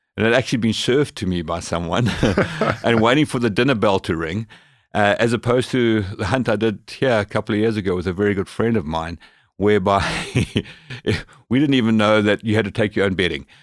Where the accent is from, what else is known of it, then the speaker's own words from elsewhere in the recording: Zimbabwe; moved away as an adult; also born or lived in Zambia; now in British Columbia, Canada; I grew up in Africa, born in, in northern Rhodesia, which has changed its name to Zambia